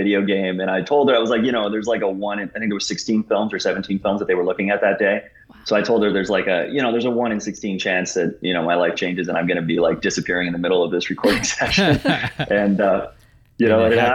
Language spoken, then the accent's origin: English; Canada; We're Canadian